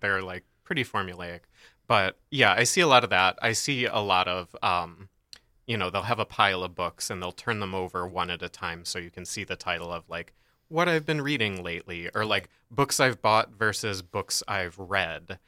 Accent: Michigan, United States; we're from Michigan

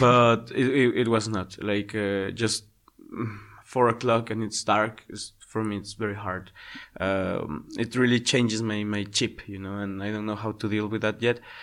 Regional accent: Ecuador; first language Spanish; English is a second language; moved away as an adult; now in Slovakia; I come from Ecuador

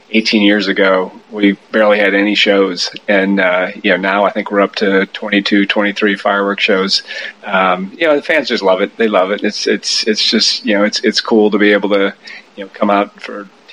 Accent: about 30 minutes southwest of Green Bay, Wisconsin, United States; now in Durham, United States; Grew up in Wisconsin, probably about 30 minutes southwest of Green Bay, a small little town

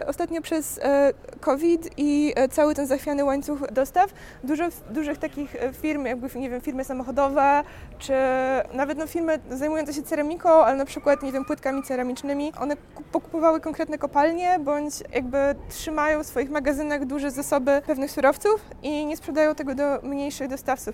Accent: Białystok, Podlaskie Voivodeship, Poland; moved away as an adult; also born or lived in Poznań; Ja jestem z Białegostoku

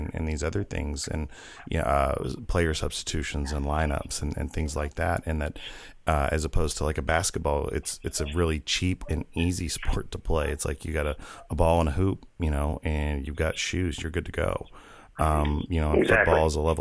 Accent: Arkansas, United States; I grew up in the Deep South, and I grew up in Arkansas in the mid-70s and throughout the 80s.

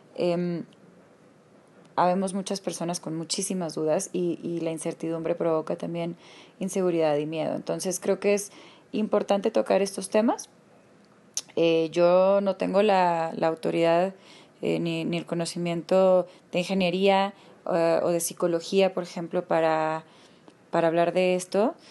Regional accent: Mexico; nos han cambiado la forma de interactuar entre nosotros como mexicanos

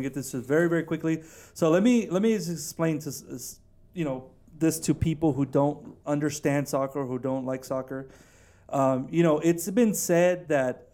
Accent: Houston, Texas, United States; Houston, my hometown

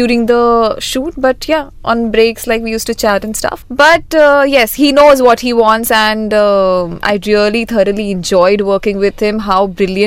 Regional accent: Jaipur, Rajasthan, India; moved away as an adult; now in Mumbai, India; I've grew up there, I studied there

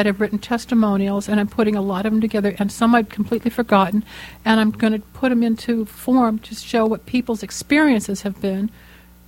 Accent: Los Angeles, California, United States; I grew up here in Los Angeles

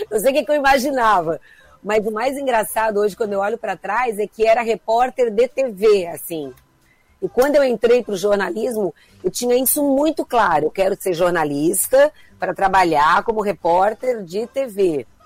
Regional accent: Criciúma, Santa Catarina, Brazil; sempre gente de Criciúma, assim, é uma coisa é, é um amor que me acompanha e onde quer que eu vá, eu sou de Criciúma, sabe?

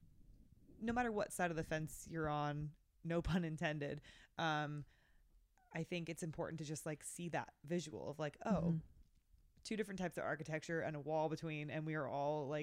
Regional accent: California, United States; I grew up in California.

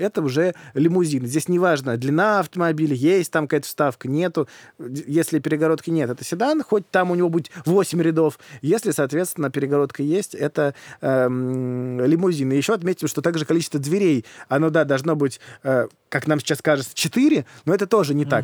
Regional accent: Moscow, Russia; я в детстве жил в Москве

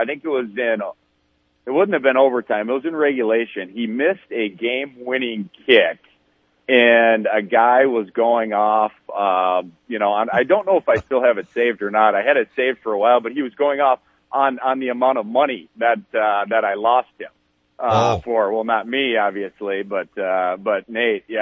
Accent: Fargo, North Dakota, United States; when I was in middle school, growing up in Fargo, North Dakota

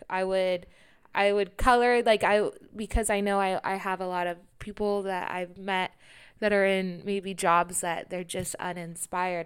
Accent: Sacramento, California, United States; moved away; at that time, I couldn't leave Sacramento

